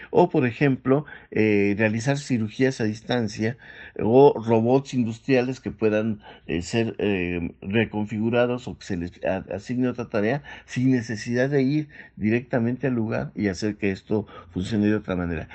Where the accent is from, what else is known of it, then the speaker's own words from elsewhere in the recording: Mexico; nosotros como mexicanos